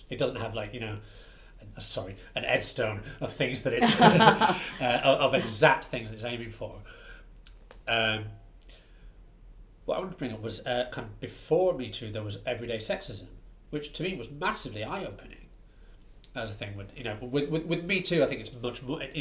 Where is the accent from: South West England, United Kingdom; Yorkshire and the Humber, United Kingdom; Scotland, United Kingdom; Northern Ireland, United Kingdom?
Yorkshire and the Humber, United Kingdom; Bradford; I'm from Bradford